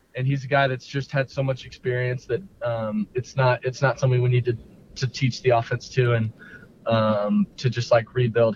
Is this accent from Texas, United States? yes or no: yes; Westlake, Austin, Texas, United States; Growing up in Westlake